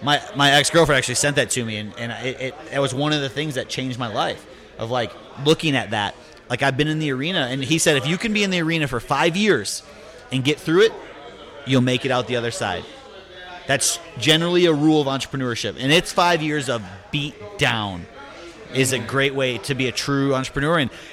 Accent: Chicago, Illinois, United States; From Chicago.

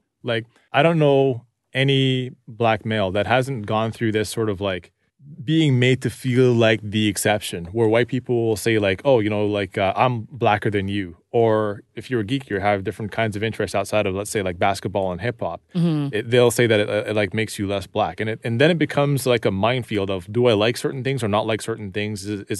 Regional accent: Toronto, Ontario, Canada; I grew up in Rexdale

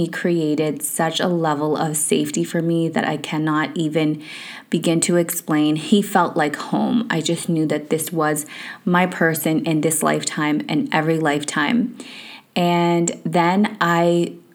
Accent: Canada; moved away as an adult; also born or lived in United Kingdom; we grew up in Canada

